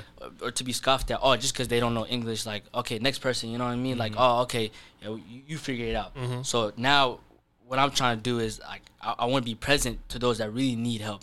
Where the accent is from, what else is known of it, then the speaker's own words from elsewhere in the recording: Nairobi, Kenya; born there; So I was born in Nairobi in a refugee camp.